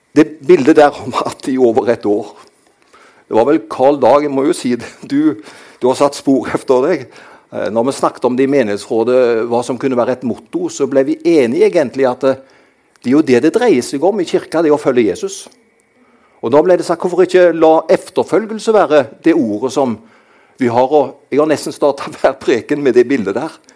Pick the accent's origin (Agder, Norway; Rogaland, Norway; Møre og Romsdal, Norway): Rogaland, Norway; Karmøy; Jeg kommer fra dette herlige fylket som heter Rogaland. Men jeg er oppvokst på den kristne ø Karmøy.